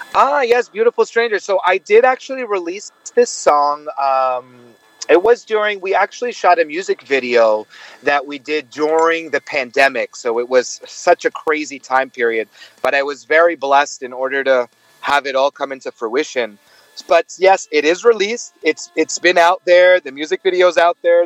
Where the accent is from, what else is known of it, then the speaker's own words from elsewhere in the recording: New York City, New York, United States; moved away as an adult; now in Los Angeles, United States; I am actually born and raised in New York, but I live in Los Angeles